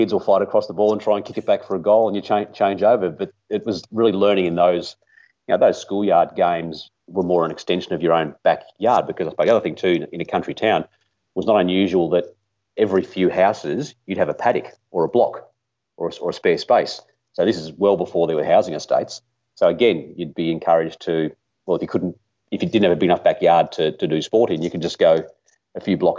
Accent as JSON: {"language": "English", "town": "Mooroopna", "region": "Victoria", "country": "Australia", "tie": "born or raised there", "said": "I grew up in a small country town called Maroopna, which is a few hours north of Melbourne."}